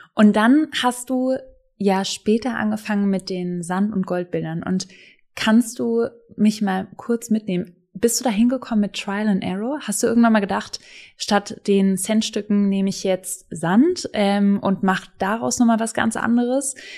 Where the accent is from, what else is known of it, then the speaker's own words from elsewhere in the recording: Swabia, Baden-Württemberg, Germany; kommen wir beide aus dem Schwabenländle